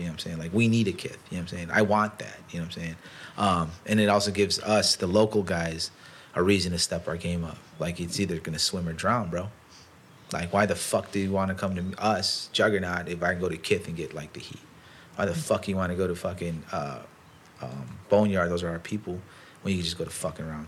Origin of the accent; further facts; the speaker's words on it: Chicago, Illinois, United States; we're from Chicago